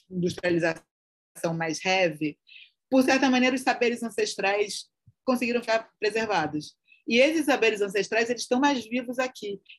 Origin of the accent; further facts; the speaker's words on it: Northeast Region, Brazil; olha, somos do Nordeste, temos tudo isso em comum, mas também temos muitas histórias diferentes a contar.